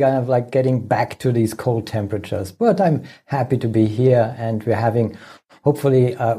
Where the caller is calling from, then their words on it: Germany; I'm calling in from Germany, good old Germany.